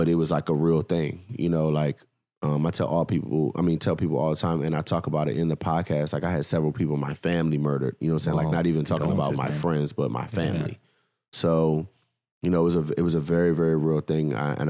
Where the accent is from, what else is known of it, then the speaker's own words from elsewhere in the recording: Washington, District of Columbia, United States; well, where are you from? I'm like, oh, I'm from DC.